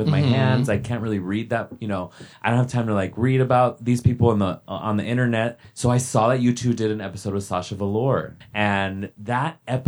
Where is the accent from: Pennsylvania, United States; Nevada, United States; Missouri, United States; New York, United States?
Nevada, United States; Las Vegas; I'm from Las Vegas